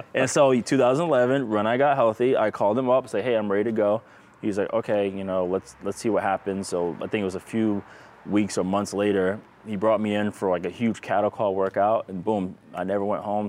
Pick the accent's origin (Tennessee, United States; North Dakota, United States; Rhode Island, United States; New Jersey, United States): Rhode Island, United States; I'm from Rhode Island.